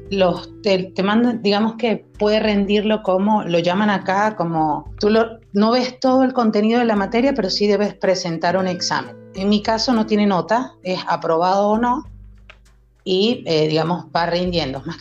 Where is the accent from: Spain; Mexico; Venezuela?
Venezuela; Maracaibo, Zulia; moved away as an adult; now in Córdoba, Argentina; Eh, yo soy venezolana, soy de Maracaibo, estado Zulia. Tengo ya casi cinco años en Argentina y bueno, decidí emigrar hace eh, ese tiempo y venirme directamente a Córdoba.